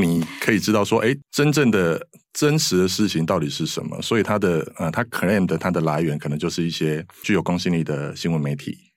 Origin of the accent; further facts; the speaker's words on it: southern Taiwan, Taiwan; moved away; 我是南部的小孩哦，那所以我很多的，呃，同学啊，都在南部，然后以前我是念建筑